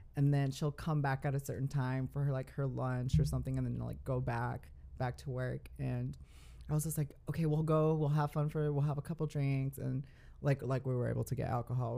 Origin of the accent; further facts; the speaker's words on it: Dallas, Texas, United States; also born or lived in California / Guadalajara, Mexico (parents); I was born in California. Mm. I lived there up until I was seven years old, and then I moved to Dallas, Texas